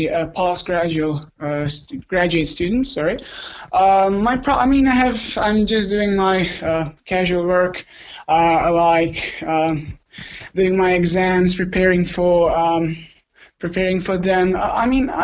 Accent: Croatia; I'm from Croatia.

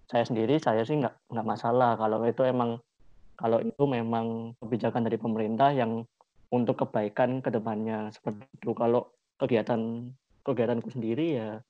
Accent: Yogyakarta, Special Region of Yogyakarta, Indonesia; Saya dari Yogyakarta.

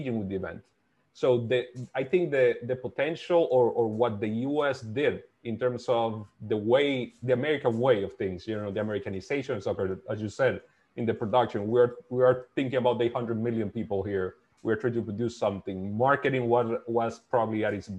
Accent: Dominican Republic; I'm from the Dominican Republic

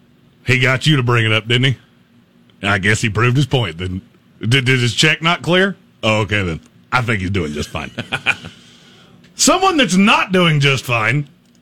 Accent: New York, United States; Look, I am literally a New Yorker with a far different accent. That is... I have a very New York state of mind.

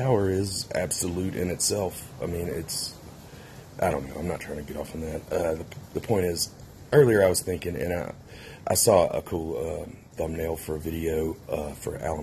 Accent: Mississippi, United States; now in Wheat Ridge, United States; I'm from Mississippi. I live in Wheat Ridge, Colorado now.

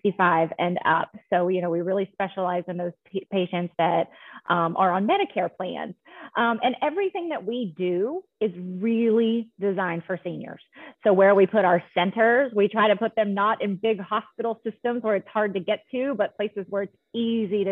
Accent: Arkansas, United States; moved away as an adult; also born or lived in Texas / Colorado; I am originally from Arkansas, born and raised

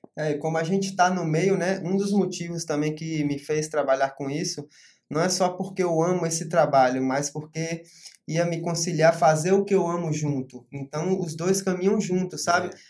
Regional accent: Porto Seguro, Bahia, Brazil; also born or lived in Rio de Janeiro; Na verdade, eu sou carioca, né? Mas tenho o coração baiano, eu moro aqui minha vida inteira. É, vim para cá com uns 4 anos de idade

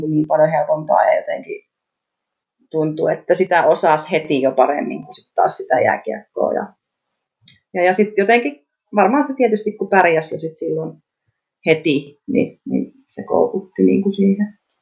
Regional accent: Aura, Southwest Finland, Finland; Aurasta olen kotoisin

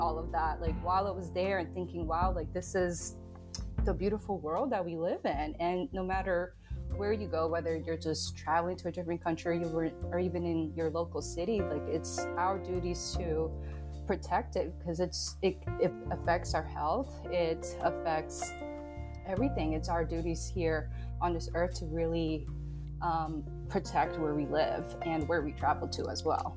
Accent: Long Beach, New York, United States; now in Atlanta, United States; I grew up in Long Beach, New York, um, and I lived right across from the ocean

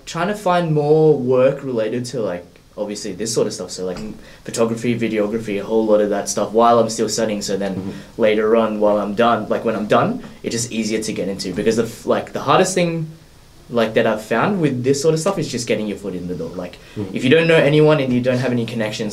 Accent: Australia; also born or lived in Philippines; I was born there, stayed there till about 2 years old, came back here, and just pretty much been living here ever since

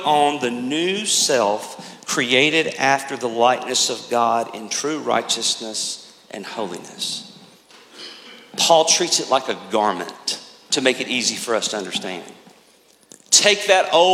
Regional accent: United States; as American Christians

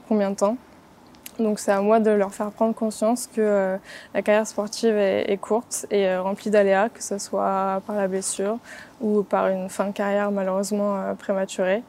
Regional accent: Reims, Grand Est, France; moved away as an adult; also born or lived in Paris / Dijon; now in Toulon, France; je suis originaire de Reims

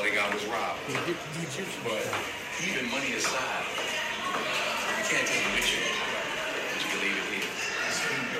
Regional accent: Mount Vernon, New York, United States; I grew up in Mount Vernon.

